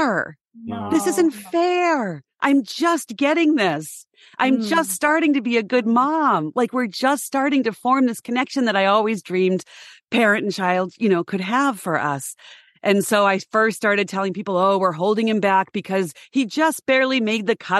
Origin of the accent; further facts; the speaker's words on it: Boston, Massachusetts, United States; also born or lived in Denver; I'm from the Boston area. It's an academic mecca here.